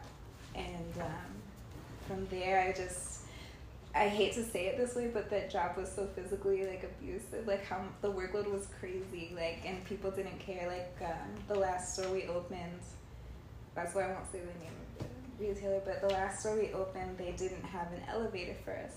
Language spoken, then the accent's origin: English; California, United States; also born or lived in Indianapolis; now in Miami, United States; I'm from California